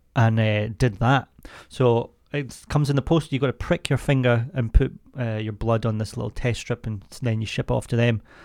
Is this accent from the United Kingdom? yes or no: yes; Scotland, United Kingdom; I'm from Scotland